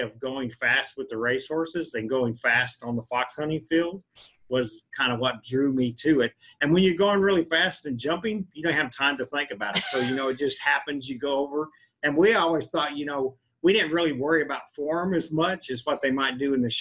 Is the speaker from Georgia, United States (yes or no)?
no; Southwest Texas, United States; now in Kentucky, United States; I grew up in Southwest Texas.